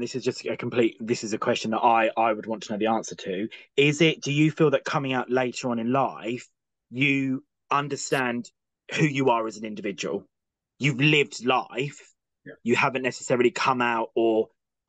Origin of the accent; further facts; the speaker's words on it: Kent, South East England, United Kingdom; I'm originally from Kent.